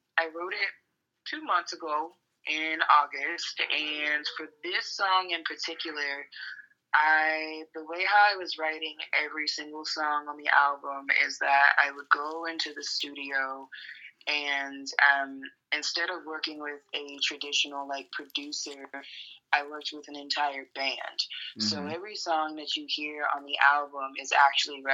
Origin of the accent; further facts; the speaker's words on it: New Jersey, United States; also born or lived in Chester, Pennsylvania / Philadelphia; now in Los Angeles, United States; I was born in Chester, PA, which you know, my Philly folks, they Chester's is a little rough. So I was born there, and then when I was younger, I actually moved like across from the Philadelphia border to South Jersey